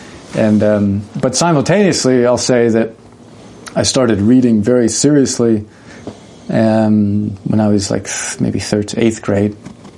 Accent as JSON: {"language": "English", "region": "the South", "country": "United States", "tie": "born or raised there", "said": "I was raised so in the South. The Bible Belt, of course, Protestantism is the norm"}